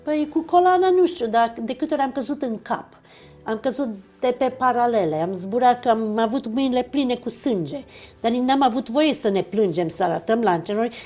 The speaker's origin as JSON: {"language": "Romanian", "country": "Romania", "tie": "born or raised there", "said": "Eu m-am născut în România, pentru mine eu sunt româncă"}